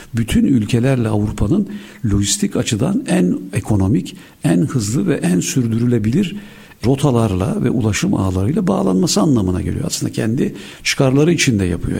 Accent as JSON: {"language": "Turkish", "region": "Istanbul", "country": "Turkey", "tie": "born or raised there", "said": "İstanbul doğumluyum"}